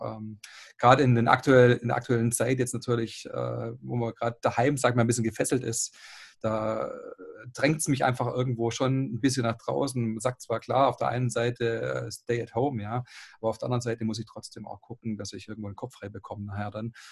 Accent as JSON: {"language": "German", "town": "Esslingen am Neckar", "region": "Baden-Württemberg", "country": "Germany", "said": "36 Jahre alt, komme aus Esslingen am Neckar"}